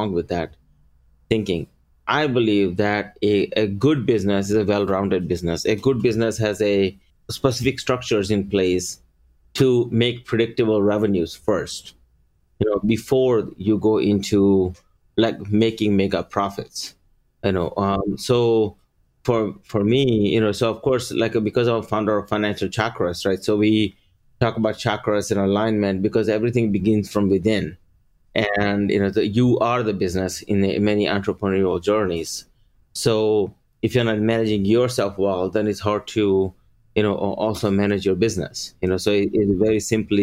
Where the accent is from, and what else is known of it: Maryland, United States; born or raised there; English is a second language; also born or lived in India